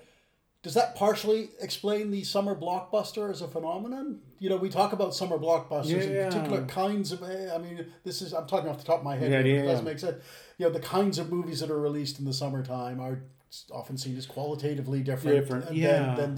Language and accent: English; New England, United States; when I was growing up in New England, air conditioning wasn't that common